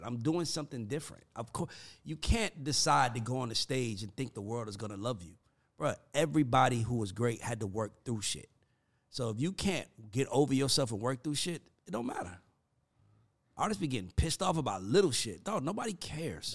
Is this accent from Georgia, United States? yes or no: yes; College Park, Georgia, United States; I'm not country and I'm from College Park